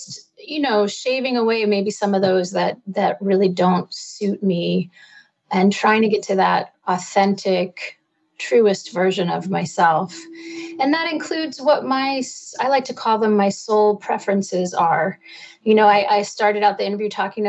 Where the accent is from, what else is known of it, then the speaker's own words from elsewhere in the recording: East Coast, United States; now in Topanga Canyon, United States; I live in beautiful Topanga Canyon out here in California, but I'm originally from the East Coast